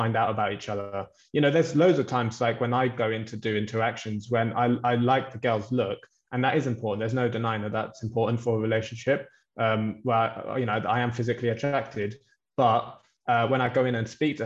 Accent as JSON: {"language": "English", "region": "London", "country": "United Kingdom", "said": "I'm from London as well"}